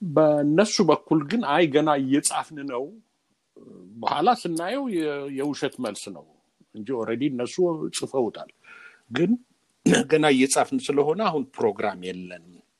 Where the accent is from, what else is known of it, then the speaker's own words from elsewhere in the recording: Gondar, Amhara, Ethiopia; moved away as an adult; ወዳደግኩበት አካባቢ አዘዞ ጎንደር አካባቢ ሂጄ ስለነበር የኖርኩባትን ያደግኩባትን ቤት ሁሉ ስላየሁት